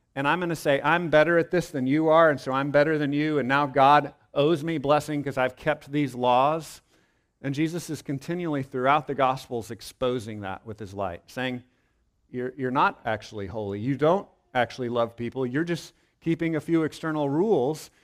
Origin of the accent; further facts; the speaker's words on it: Texas, United States; I was born in Texas, so of course I look back on that with pride.